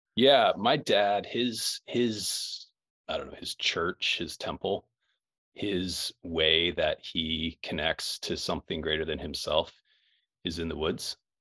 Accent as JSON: {"language": "English", "town": "Quincy", "region": "Illinois", "country": "United States", "tie": "born or raised there", "said": "grew up in Quincy, Illinois"}